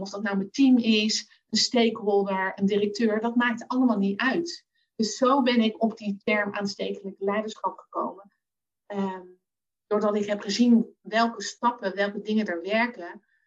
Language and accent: Dutch; The Hague, South Holland, Netherlands; now in Zoetermeer, Netherlands; geboren en getogen in Den Haag